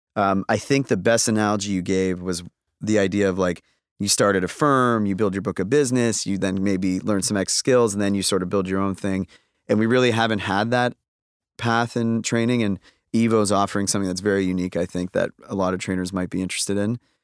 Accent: Toronto, Ontario, Canada; I'm from Toronto.

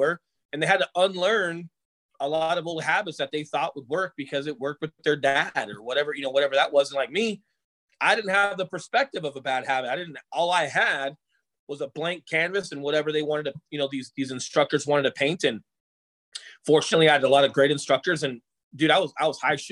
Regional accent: Colorado, United States; I grew up in Colorado

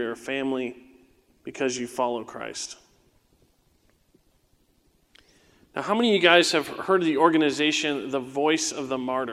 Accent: Southern California, United States; as a young teenager in the 90s, right, when I was growing up in Southern California

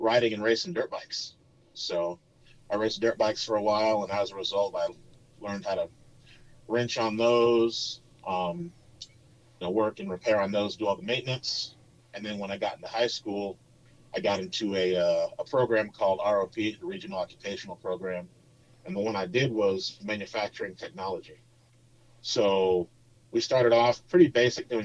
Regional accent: Temecula, California, United States; moved away as an adult; also born or lived in Upland, California; now in Austin, United States; I grew up in Southern California. So I was born in Upland, technically, because where my parents lived in Temecula, Marietta, didn't have a birthing center

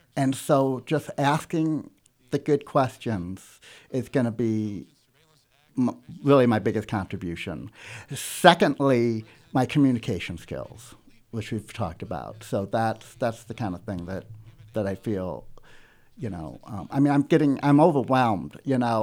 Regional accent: South County, Missouri, United States; also born or lived in Los Angeles, United States / Kansas City, United States / Webster Groves, United States; I was born in South County and l, went to Lindbergh, graduated

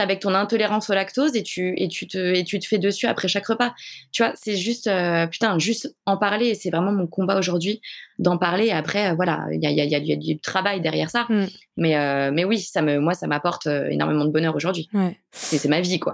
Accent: Paris, Île-de-France, France; Je suis de Paris.

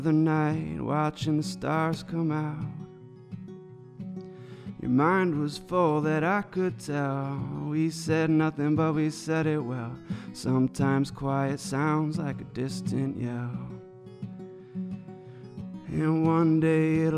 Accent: Chelsea, Michigan, United States; we're all from Chelsea

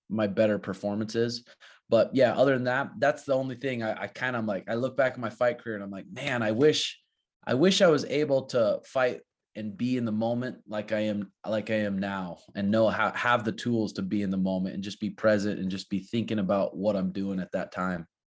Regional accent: Montana, United States; now in Peoria, Arizona, United States; growing up in Montana

